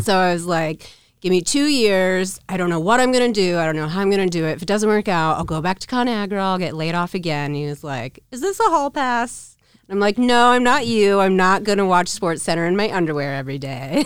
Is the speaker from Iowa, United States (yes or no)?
yes; Council Bluffs, Iowa, United States; also born or lived in Omaha, Nebraska; I was born in Council Bluffs, Omaha